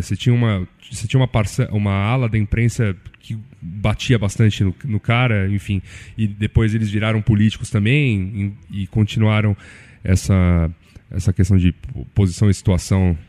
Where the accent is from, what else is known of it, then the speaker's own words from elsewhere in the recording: São Paulo, Brazil; a gente é de São Paulo